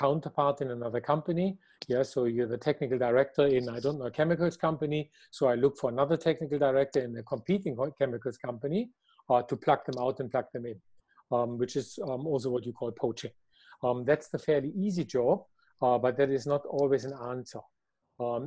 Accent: Germany; I am from Germany

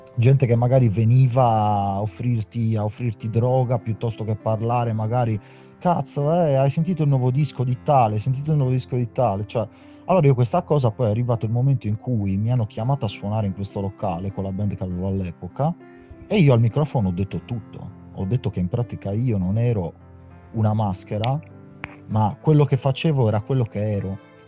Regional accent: Sardinia, Italy; also born or lived in Milan; te lo dico da sardo

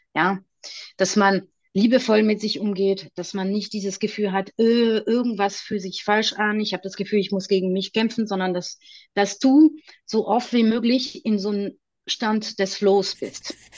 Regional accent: France; German is a second language; moved away as an adult; now in Germany; ich bin ursprünglich aus Frankreich und ich lebe seit 20 Jahren in Deutschland.

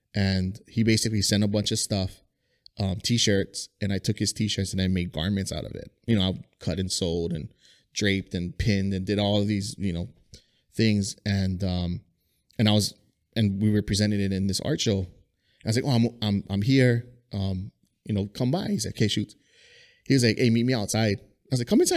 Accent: Kalu, Hawaii, United States; I grew up in Kalu

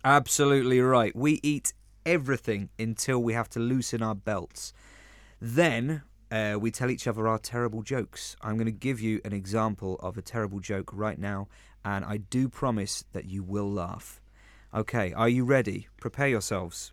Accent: London, United Kingdom; now in Spain; I am from London, or the Big Smoke

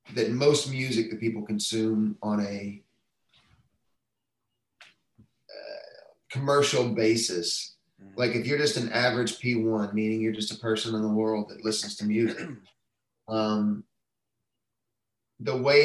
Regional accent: Texas, United States; moved away as an adult; now in Nashville, United States; I'm from Texas

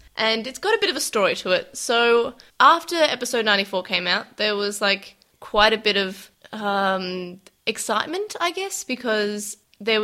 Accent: Australia; we're Australian

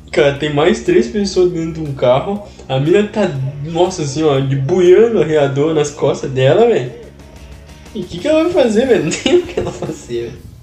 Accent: South Region, Brazil; eu sou do Sul e com muito orgulho

